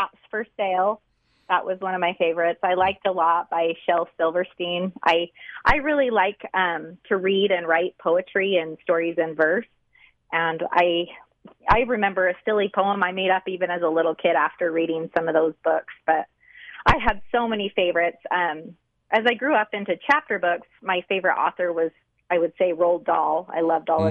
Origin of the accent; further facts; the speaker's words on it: South Ogden, Utah, United States; I grew up in South Ogden, so I didn't move a whole lot